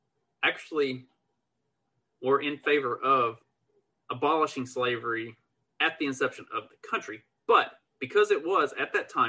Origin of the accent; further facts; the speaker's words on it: Kentucky, United States; I'm from Kentucky.